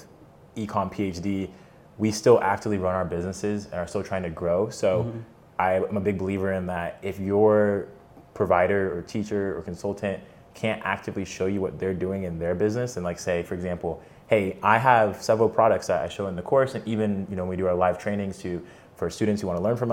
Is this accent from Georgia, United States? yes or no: yes; Atlanta, Georgia, United States; I grew up in Atlanta, Georgia